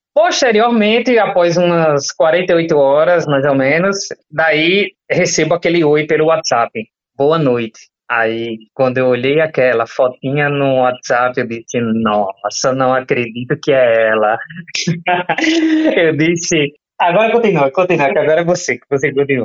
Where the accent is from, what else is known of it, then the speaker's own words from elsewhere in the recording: João Pessoa, Paraíba, Brazil; eu sou daqui de João Pessoa